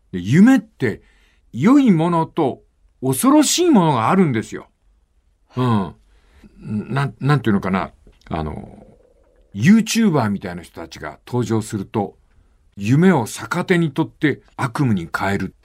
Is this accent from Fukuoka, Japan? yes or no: yes; Fukuoka, Japan; 地元の福岡